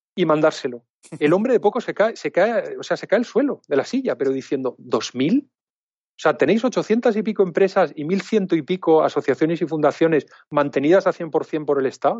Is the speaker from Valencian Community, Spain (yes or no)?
yes; Alicante, Valencian Community, Spain; Yo soy alicantino